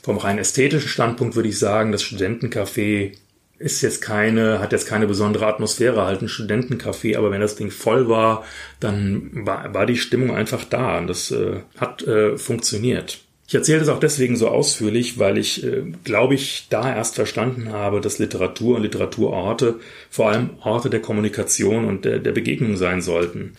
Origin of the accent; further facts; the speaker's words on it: Frankfurt, Hesse, Germany; ich gehöre ja zu der seltenen Spezies von Frankfurtern, die tatsächlich hier geboren und aufgewachsen sind